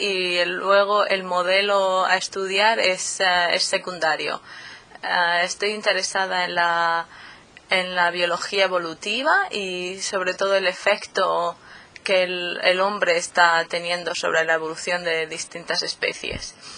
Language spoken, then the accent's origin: Spanish; Murcia, Region of Murcia, Spain; moved away as an adult; also born or lived in Helsinki, Finland; now in Bergen, Norway; soy de Murcia, del sureste de España, pero también soy medio suiza. Mi madre es de Suiza